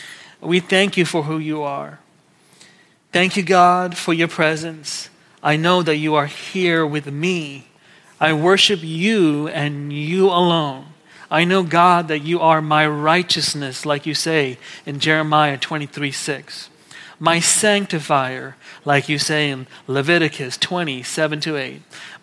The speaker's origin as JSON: {"language": "English", "country": "Kuwait", "tie": "born or raised there", "said": "and I grew up in Kuwait"}